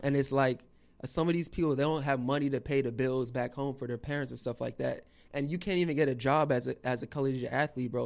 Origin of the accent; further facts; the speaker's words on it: West Palm Beach, Florida, United States; also born or lived in Chicago; I was born in Chicago, and then we moved to West Palm Beach when I was four years old. So I just always say I'm a West Palm, South Florida boy